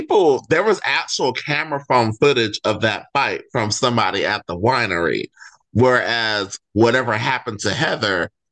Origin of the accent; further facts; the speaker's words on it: Inland Empire, California, United States; also born or lived in Sacramento, California; I was born in Sacramento, but I was raised in the Inland Empire